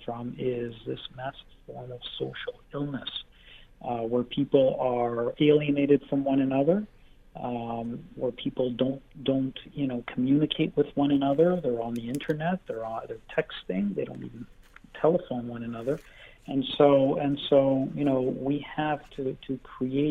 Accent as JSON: {"language": "English", "country": "Canada"}